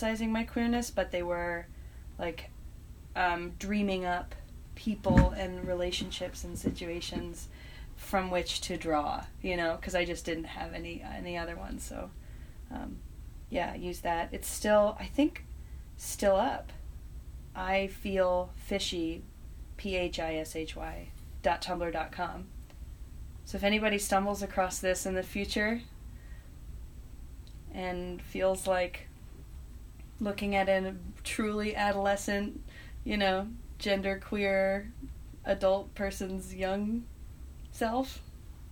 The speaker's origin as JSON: {"language": "English", "town": "East Hampton", "region": "New York", "country": "United States", "tie": "born or raised there", "also_born_or_lived": "Purchase, New York", "moved": "as an adult", "lives_now": "Brooklyn, United States", "said": "I grew up in East Hampton"}